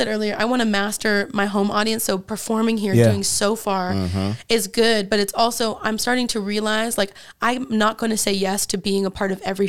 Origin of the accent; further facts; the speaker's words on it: Fairfield, California, United States; now in Oakland, United States; I grew up in Fairfield, California.